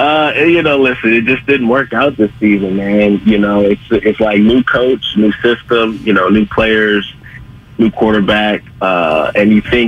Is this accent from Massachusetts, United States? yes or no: no; Fremont, California, United States; shout out to Irvington High School, man, all the people I grew up with in Fremont, man.